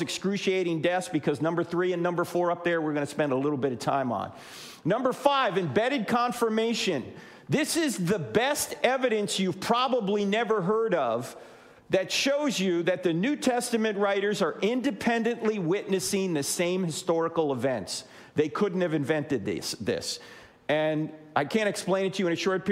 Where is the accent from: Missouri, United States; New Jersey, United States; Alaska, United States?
New Jersey, United States; moved away; I'm originally from New Jersey